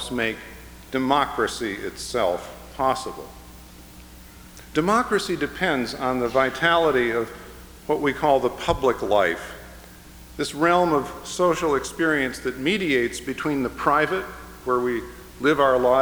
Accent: Chicago, Illinois, United States; the people among whom I grew up in the Chicago area

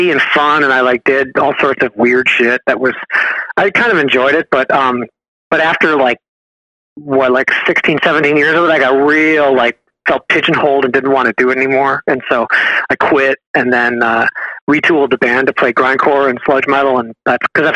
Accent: near Chicago, Illinois, United States; also born or lived in California; now in El Cerrito, United States; Born Illinois, near Chicago.

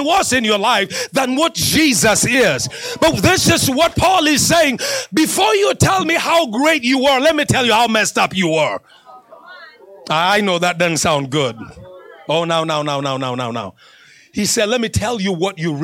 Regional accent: Kenya; moved away as an adult; also born or lived in Northern Kentucky / Cincinnati, Ohio; now in Flagstaff, United States; when I was growing up in Kenya

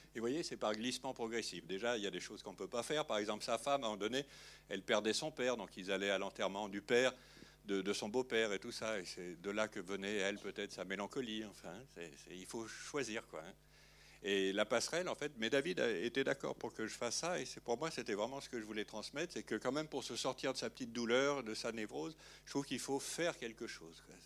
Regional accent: Lyon, Auvergne-Rhône-Alpes, France; moved away; quand j'appelais le dimanche chez moi à Lyon

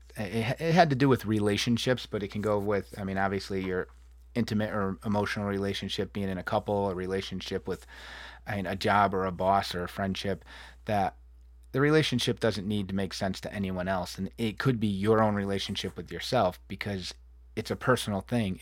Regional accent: New England, United States; moved away; I come from the Northeast and the Appalachian Trail, New England, and fall foliage, and, and lush green.

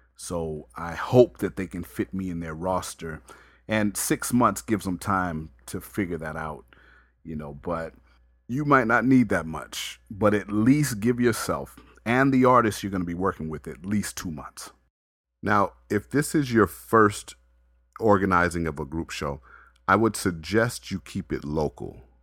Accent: Las Vegas, Nevada, United States; growing up in Vegas

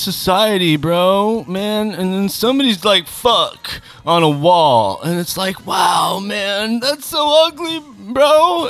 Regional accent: Long Beach, California, United States; born there; Oh, I'm a Cali boy through and through. I was born and raised in Long Beach. No, I wasn't raised there.

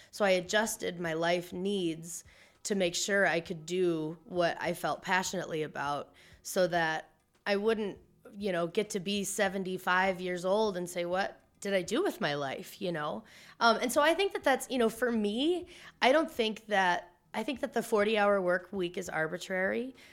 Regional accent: Missouri, United States; also born or lived in Iowa; I'm from the Midwest. My parents are from Iowa. I was born in Missouri.

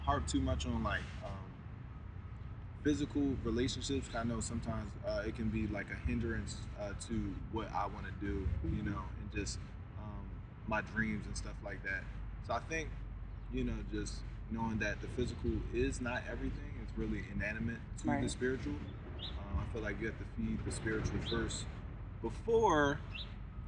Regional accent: Philadelphia, Pennsylvania, United States; I'm from Philly, but I really don't be like my people. They live in the Northeast

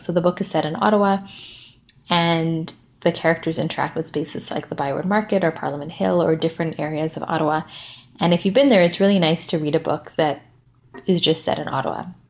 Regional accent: Malawi; also born or lived in Vancouver, Canada; I'm from Malawi, which is sort of close to South Africa, a few hours away.

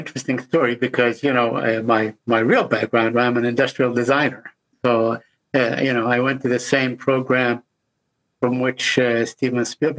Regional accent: Abu Dis, West Bank, Palestine; moved away as an adult; also born or lived in San Francisco; now in Washington, United States; I was born and raised in Jerusalem in Abu Dis, which is right outside of Jerusalem. It's the place that was designated to be the Palestinian capital in East Jerusalem. Anyway, so I came to go to college in San Francisco, which I did.

